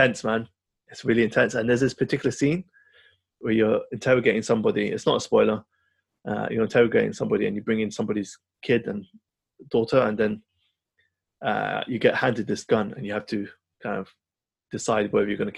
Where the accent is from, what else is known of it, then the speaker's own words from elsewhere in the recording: London, United Kingdom; my hometown is represented in here, Camden Town